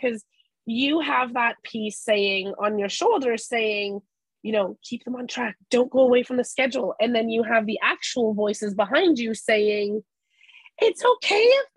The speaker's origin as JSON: {"language": "English", "country": "Canada", "said": "We're Canadian"}